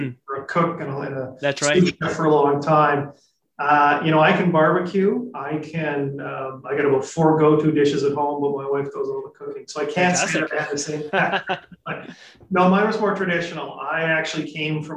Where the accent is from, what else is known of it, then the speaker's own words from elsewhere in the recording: Regina, Saskatchewan, Canada; moved away as an adult; now in Vancouver, Canada; I'm originally from Saskatchewan. So I grew up in Regina